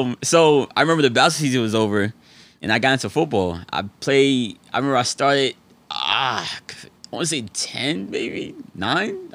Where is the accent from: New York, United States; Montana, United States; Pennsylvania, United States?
New York, United States; New York City; also born or lived in Fayetteville, North Carolina; born there, raised in between, like, Harlem and the Bronx, New York.